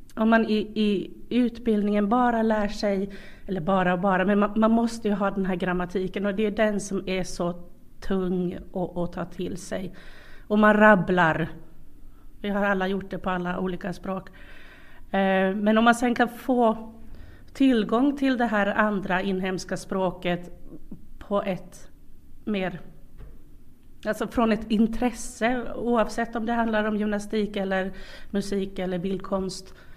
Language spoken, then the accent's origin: Swedish; Sweden; now in Karis, Finland; jag kommer från, från eh, Sverige